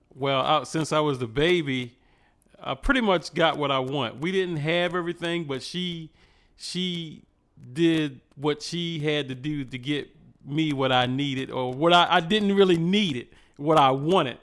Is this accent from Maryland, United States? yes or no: yes; Cambridge, Maryland, United States; I'm from a little small town in Maryland called Cambridge.